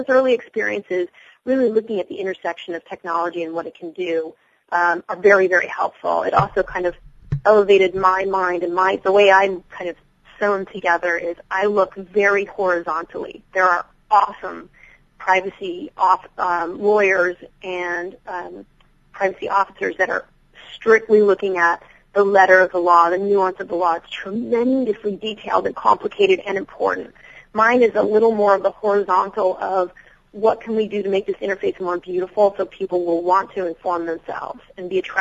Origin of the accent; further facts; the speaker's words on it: New York, United States; I'm a New Yorker